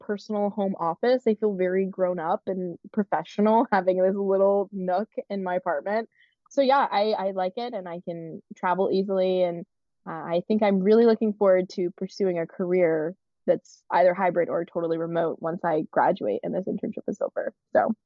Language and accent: English; Charlotte, North Carolina, United States; moved away as an adult; now in Maine, United States; I grew up in Charlotte, North Carolina